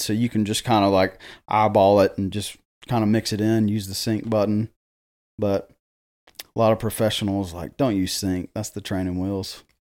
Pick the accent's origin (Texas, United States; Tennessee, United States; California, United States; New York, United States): Tennessee, United States; Jackson; I am born and raised here in Jackson, Tennessee